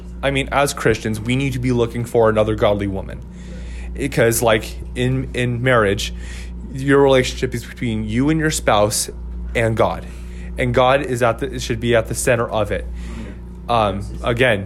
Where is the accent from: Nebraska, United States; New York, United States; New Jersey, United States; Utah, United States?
Utah, United States; Ogden; moved away; I'm originally from Utah, from Ogden, Utah